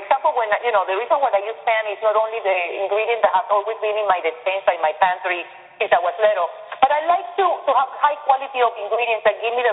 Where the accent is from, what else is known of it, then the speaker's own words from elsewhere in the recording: Venezuela; moved away; I'm from Venezuela, and we grow up with arepa.